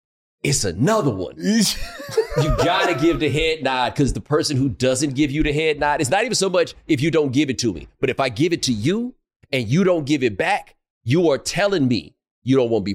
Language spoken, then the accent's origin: English; the South, United States; but I'm from the South, man. We just nice to each other.